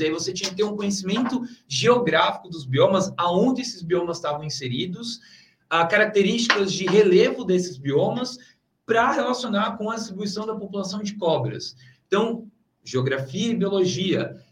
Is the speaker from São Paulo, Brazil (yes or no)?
yes; São Paulo, Brazil; moved away; eu sou de São Paulo, né? Então voltei assim para minha cidade, voltei para casa